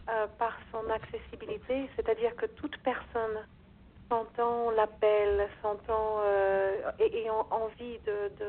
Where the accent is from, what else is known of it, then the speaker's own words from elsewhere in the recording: Brazil; moved away as an adult; je suis née au Brésil, donc c'est là où j'ai fait mes premiers pas